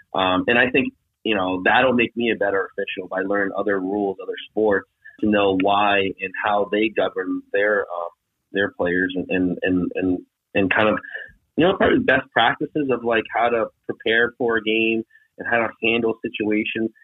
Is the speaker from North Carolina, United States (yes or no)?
yes; North Carolina, United States; moved away; living in the South, living in North Carolina at the time because my dad was in the military